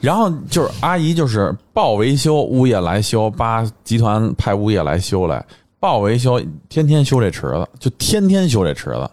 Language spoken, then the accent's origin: Chinese; China; 我们作为一个中国人